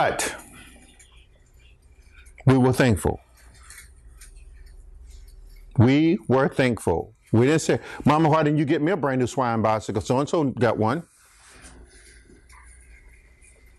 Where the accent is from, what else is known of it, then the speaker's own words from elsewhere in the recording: Archer, United States; When I grew up in Archer